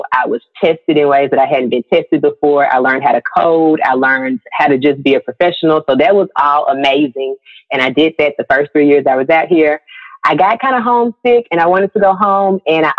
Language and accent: English; Mississippi, United States; moved away as an adult; now in Los Angeles, United States; So I am based in Los Angeles, California. I'm originally from Mississippi and I relocated to LA twice. This is my second time moving to LA actually.